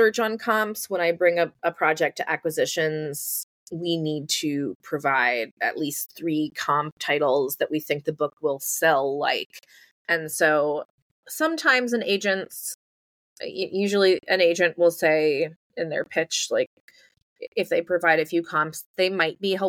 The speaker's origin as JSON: {"language": "English", "town": "New York City", "region": "New York", "country": "United States", "tie": "born or raised there", "said": "I grew up in New York City"}